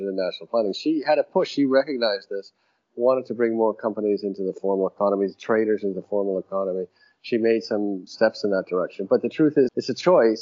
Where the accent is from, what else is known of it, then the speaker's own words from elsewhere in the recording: Canada; now in Nigeria; I'm a visitor and I'm Canadian